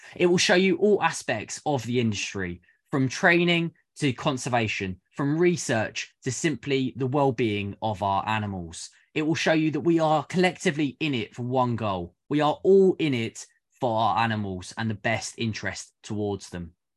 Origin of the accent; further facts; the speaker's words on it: United Kingdom; I am a zookeeper from the United Kingdom